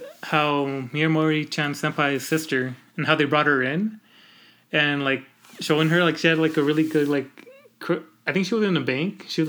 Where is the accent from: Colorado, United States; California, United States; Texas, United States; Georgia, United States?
California, United States; Because, like, I'm not Mormon, and so, like... And I came from California, and I want to do shit on Sundays, but we can't.